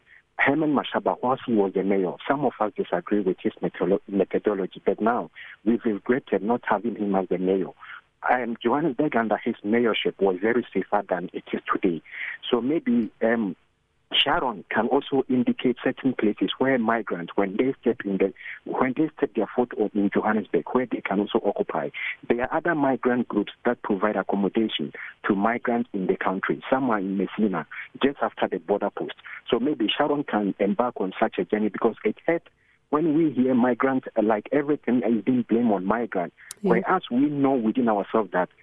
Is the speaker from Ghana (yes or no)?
yes; Ghana; also born or lived in Bloemfontein; now in South Africa; I'm a migrant from Ghana.